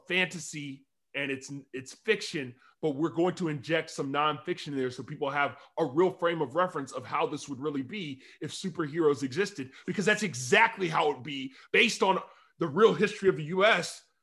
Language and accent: English; Alabama, United States; also born or lived in Mississippi; I, I grew up in Alabama